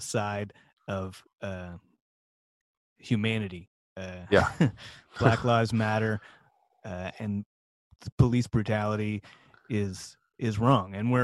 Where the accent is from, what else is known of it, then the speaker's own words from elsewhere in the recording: Ottawa, Ontario, Canada; moved away; I grew up in Ottawa.